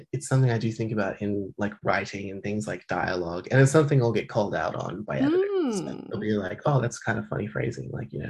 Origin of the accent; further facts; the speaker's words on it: Melbourne, Victoria, Australia; But I spoke to Laura Jean McKay once because we're both from Melbourne